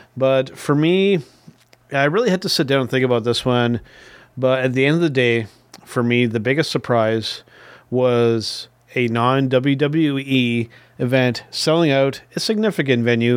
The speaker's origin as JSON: {"language": "English", "country": "Canada", "said": "as a Canadian wrestling fan"}